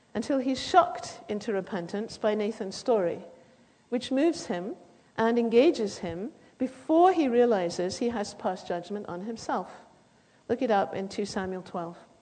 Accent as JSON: {"language": "English", "country": "United Kingdom", "said": "as you can probably hear, I come from Britain"}